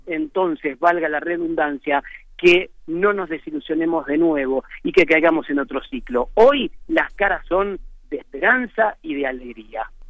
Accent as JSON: {"language": "Spanish", "region": "Buenos Aires", "country": "Argentina", "said": "soy argentino y muy argentino y vivo y soy muy de Buenos Aires, muy porteño"}